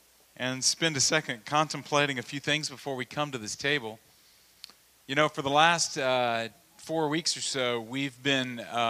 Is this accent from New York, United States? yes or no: no; Louisiana, United States; But when I was a little kid, I grew up in Louisiana, and we would have the parish fair in our hometown because we were Central Louisiana.